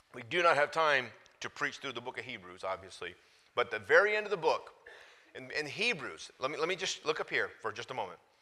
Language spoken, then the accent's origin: English; United States; I grew up in America going to church as a teenager